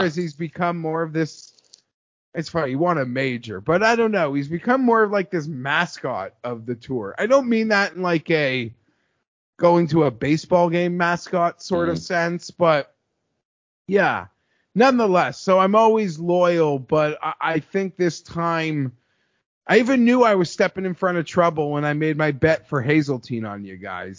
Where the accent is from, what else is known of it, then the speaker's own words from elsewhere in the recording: Canada; I'm Canadian